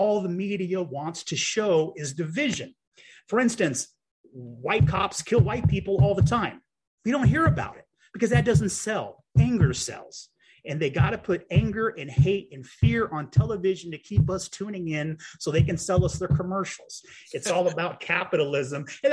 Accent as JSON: {"language": "English", "town": "Champaign", "region": "Illinois", "country": "United States", "tie": "born or raised there", "said": "my hometown of Champaign, Champaign, Illinois"}